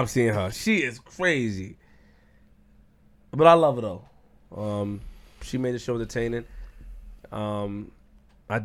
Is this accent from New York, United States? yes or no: yes; New York City, New York, United States; I'm from Queens